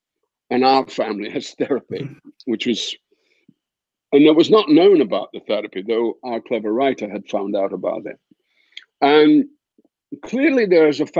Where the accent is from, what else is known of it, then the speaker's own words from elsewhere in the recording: Dundee, Scotland, United Kingdom; now in United States; in my hometown, we have the Thompson Press, which are quite famous in Britain. And there's a paper called The Courier